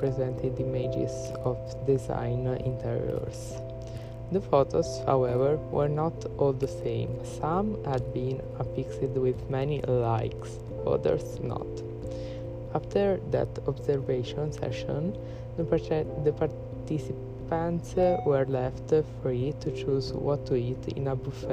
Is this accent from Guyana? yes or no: no; Italy; I'm from Italy, I'm Italian